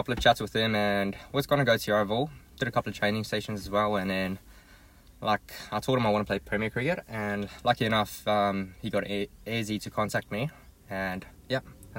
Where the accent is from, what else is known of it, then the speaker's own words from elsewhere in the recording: Durban, KwaZulu-Natal, South Africa; also born or lived in Johannesburg; So, I was born in Joburg.